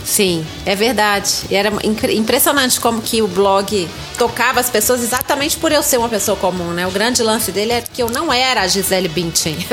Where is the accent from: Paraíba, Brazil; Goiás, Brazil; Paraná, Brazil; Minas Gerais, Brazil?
Minas Gerais, Brazil; accent: mineirinho; tenho 50 anos, sou mineira